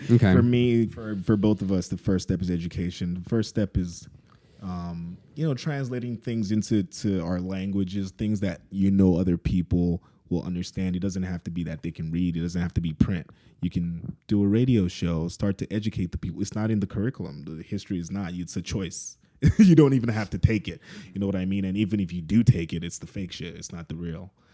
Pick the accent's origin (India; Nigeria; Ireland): Nigeria; Lagos; moved away; we're from Lagos.